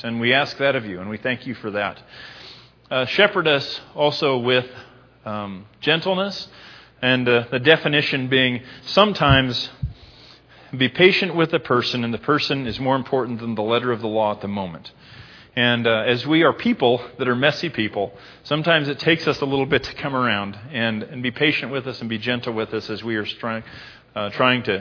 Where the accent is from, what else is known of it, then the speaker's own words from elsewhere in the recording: United States; I'm an American